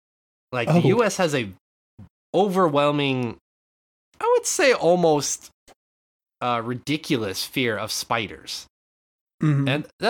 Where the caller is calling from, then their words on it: Japan; But no, I'm calling it from Japan.